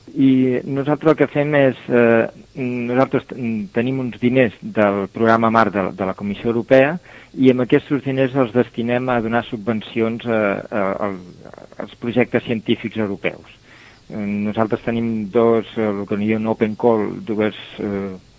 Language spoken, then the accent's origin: Catalan; Torredembarra, Catalonia, Spain; moved away as an adult; now in Brussels, Belgium; vaig néixer a Tarlambarra, fill de pastissers